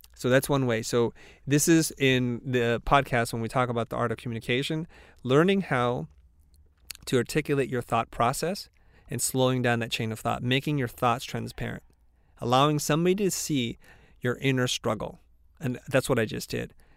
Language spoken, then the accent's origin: English; the South, United States; we're both from the South